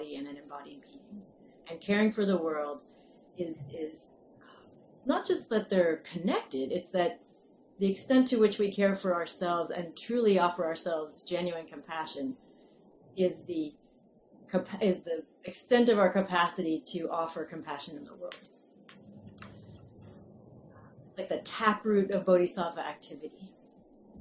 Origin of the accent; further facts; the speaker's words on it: the Northeast, New England, United States; now in California, United States; I am American, I grew up in the Northeast